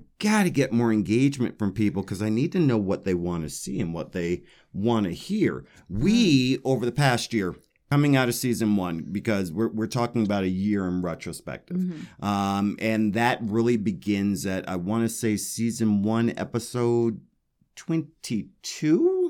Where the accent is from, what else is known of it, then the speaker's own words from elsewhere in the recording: Denver, Colorado, United States; Because I love Denver. It's my hometown.